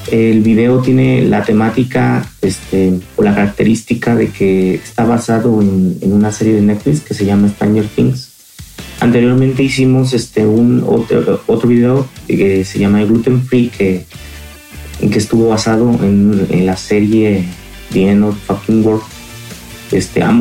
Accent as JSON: {"language": "Spanish", "town": "Morelia", "region": "Michoacán", "country": "Mexico", "said": "nosotros somos de Morelia, Michoacán."}